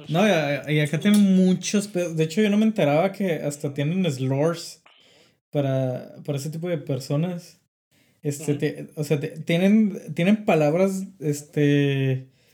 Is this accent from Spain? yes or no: no; Mexico; now in France; somos mexicanos